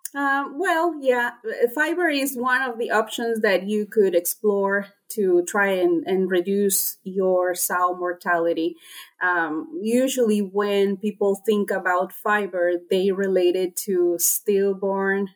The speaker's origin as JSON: {"language": "English", "country": "Honduras", "also_born_or_lived": "North Carolina, United States", "moved": "as an adult", "said": "I am originally from Honduras"}